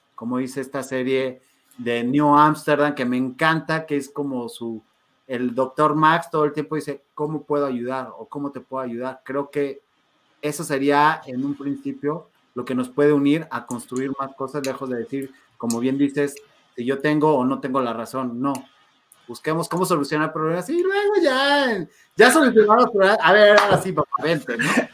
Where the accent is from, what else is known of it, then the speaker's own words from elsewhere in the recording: Mexico; somos mexicanos